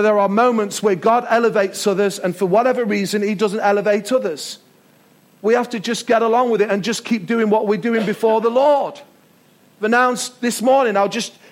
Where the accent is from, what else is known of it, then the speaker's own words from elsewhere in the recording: United Kingdom; We're British.